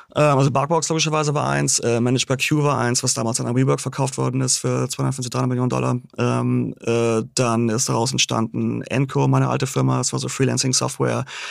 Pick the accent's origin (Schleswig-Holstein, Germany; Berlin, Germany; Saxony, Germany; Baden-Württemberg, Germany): Schleswig-Holstein, Germany; Großhansdorf; moved away as an adult; also born or lived in Hamburg; now in New York, United States; ich bin aufgewachsen in Großhansdorf, Endstation Nummer 1. Und dann bin ich in die Stadt gezogen, als ich irgendwie so 18 war oder so.